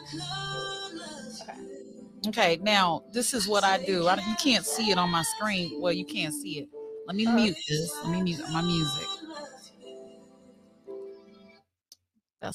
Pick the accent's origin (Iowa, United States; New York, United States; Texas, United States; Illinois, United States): Illinois, United States; Chicago; I'm from Chicago.